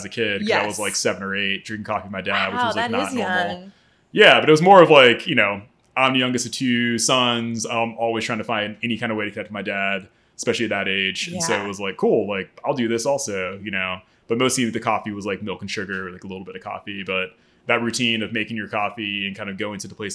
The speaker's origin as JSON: {"language": "English", "region": "Maryland", "country": "United States", "tie": "born or raised there", "also_born_or_lived": "New York / Los Angeles", "moved": "as an adult", "said": "I pretty much moved here when I was like 4 or 5, so most of my memories are of Maryland and growing up here. I would very much say that I'm from here"}